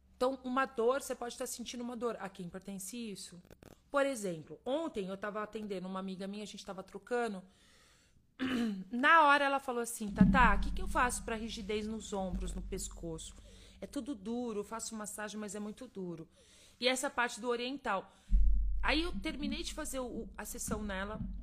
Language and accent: Portuguese; Minas Gerais, Brazil; eu sou mineira